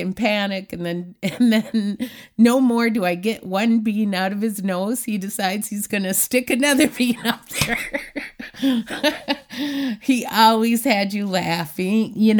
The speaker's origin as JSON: {"language": "English", "region": "Washington", "country": "United States", "tie": "born or raised there", "also_born_or_lived": "Clark County, United States", "said": "But when I wasn't growing up in Clark County, I was growing up on the reservation in Washington State, on the Macaw Reservation in Nia Bay, in Tohola and Queets, the Quinault Reservations."}